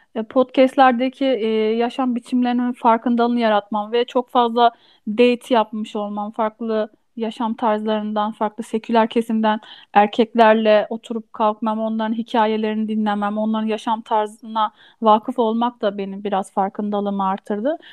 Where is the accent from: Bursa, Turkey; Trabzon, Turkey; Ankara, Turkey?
Ankara, Turkey; also born or lived in Istanbul; Doğma büyüme Ankaralıyım.